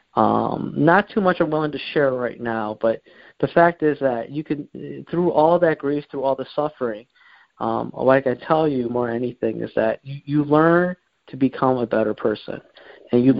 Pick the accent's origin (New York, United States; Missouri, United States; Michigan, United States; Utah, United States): Michigan, United States; Warren; I grew up around this Metro Detroit area. I uh, lived uh, pretty much all my life in Warren